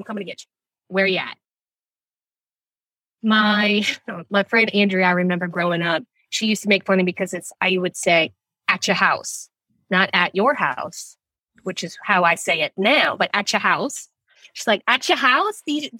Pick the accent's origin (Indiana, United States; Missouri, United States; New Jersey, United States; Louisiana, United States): Louisiana, United States; New Orleans; Born and raised in New Orleans. Small town, big town feel.